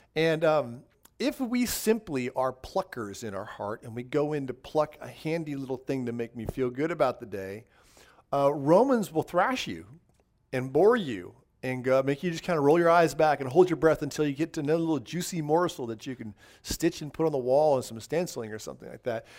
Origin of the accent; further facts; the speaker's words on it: Southern California, United States; moved away; I grew up in Southern California in the high desert